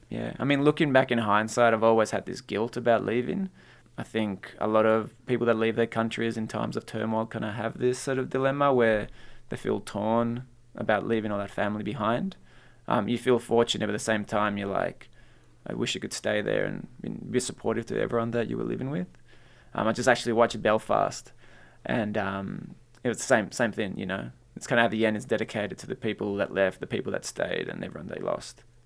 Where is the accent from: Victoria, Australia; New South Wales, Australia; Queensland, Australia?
New South Wales, Australia; North Shore; English is a second language; also born or lived in Peru; I grew up in the North Shore, so there weren't many Latino kids around there.